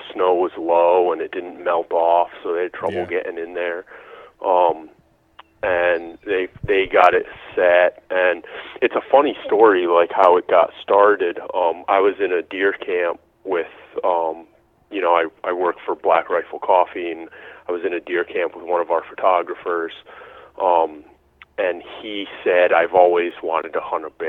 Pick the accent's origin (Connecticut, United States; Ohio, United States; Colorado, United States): Connecticut, United States; Eastern; also born or lived in Rhode Island / New York City; now in Upstate New York, United States; I grew up in New England, in like Eastern Connecticut.